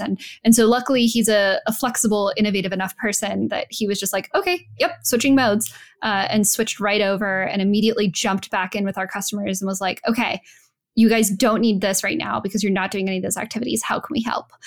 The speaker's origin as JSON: {"language": "English", "region": "New Mexico", "country": "United States", "moved": "yes", "said": "I'm from New Mexico."}